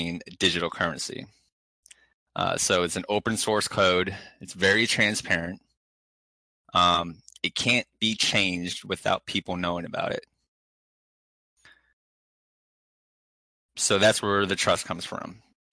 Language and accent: English; United States; We're both from the US